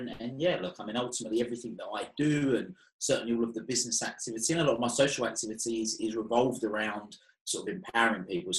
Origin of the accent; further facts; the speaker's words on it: Chelmsford, East of England, United Kingdom; accent: Essex twang; also born or lived in Europe / South Africa; I have a very typical Essex accent